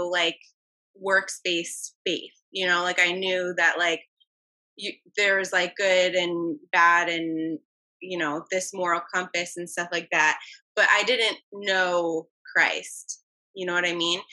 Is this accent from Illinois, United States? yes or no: yes; Macomb, Illinois, United States; I was born in Illinois, Macomb, Illinois, like a cornfield